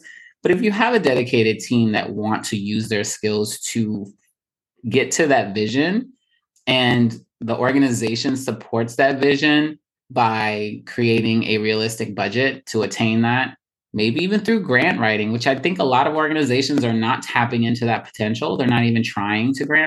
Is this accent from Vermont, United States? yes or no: no; Baltimore, Maryland, United States; moved away as an adult; now in New York City, United States; I'm from Baltimore, so I have a little bit of bias, usually, right? From Baltimore for 16 years, most of my nursing career is in Baltimore